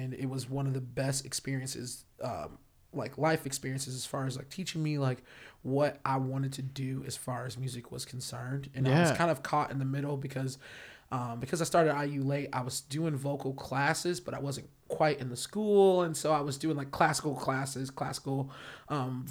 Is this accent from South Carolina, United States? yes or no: no; Indianapolis, Indiana, United States; moved away as an adult; also born or lived in Chicago; now in Los Angeles, United States; I'm from Indianapolis. I'm born and raised there.